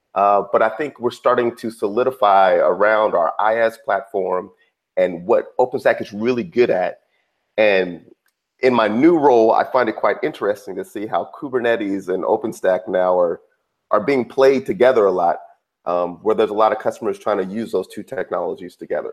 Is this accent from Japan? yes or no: no; Redwood City, California, United States; I grew up in Silicon Valley, grew up uh, in the Bay Area, a little town called Redwood City.